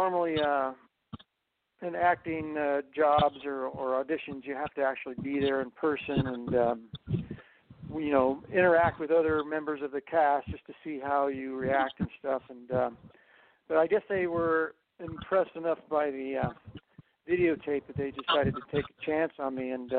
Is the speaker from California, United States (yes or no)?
no; Fargo, North Dakota, United States; I'm from Fargo, North Dakota.